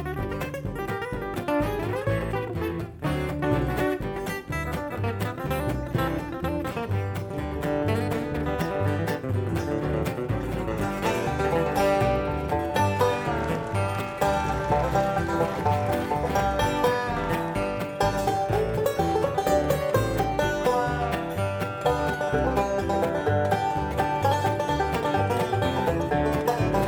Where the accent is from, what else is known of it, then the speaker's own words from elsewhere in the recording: Southern California, United States; moved away; I was from Southern California and, you know, grew up in the hippie age back out there